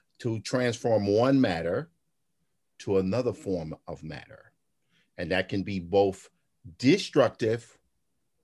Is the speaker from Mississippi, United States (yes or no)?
yes; Clarksdale, Mississippi, United States; I'm from Clarksdale